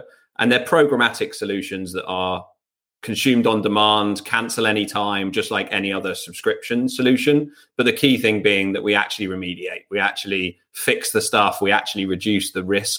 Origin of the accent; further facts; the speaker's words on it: England, United Kingdom; I'm English.